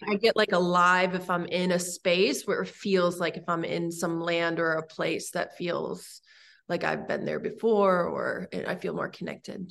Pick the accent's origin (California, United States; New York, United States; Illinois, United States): California, United States; Santa Monica; moved away as an adult; also born or lived in Los Angeles; now in Michigan, United States; I was born in Santa Monica